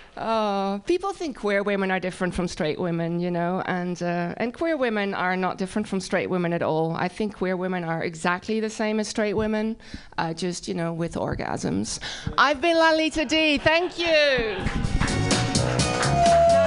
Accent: Netherlands; accent: Dutch; English is a second language; moved away as an adult; now in United States; my accent is Dutch

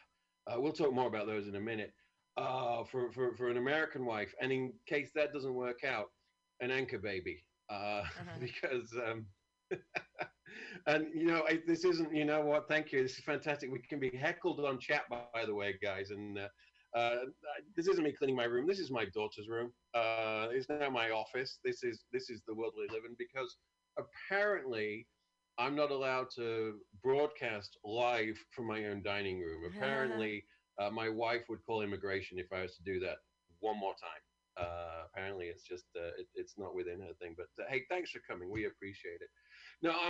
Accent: United Kingdom; moved away

